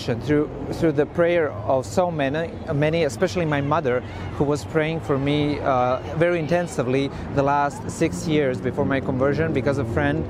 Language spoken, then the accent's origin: English; Osijek, Osijek-Baranja County, Croatia; moved away as an adult; also born or lived in Zagreb; I grew up in Croatia in Osijek. That's my hometown.